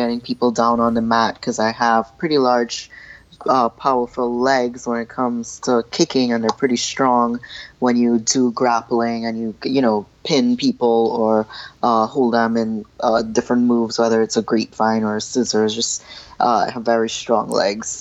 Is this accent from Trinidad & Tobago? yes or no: yes; Trinidad & Tobago; As a little girl, I was growing up in Trinidad with a bunch of two little brothers and boy cousins